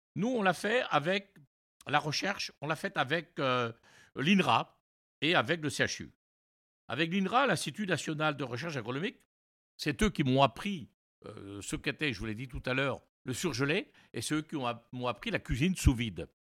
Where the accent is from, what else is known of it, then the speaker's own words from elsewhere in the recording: Brest, Brittany, France; also born or lived in New York, United States / Montreal, Canada; je suis retourné à Brest, hein, mon village natal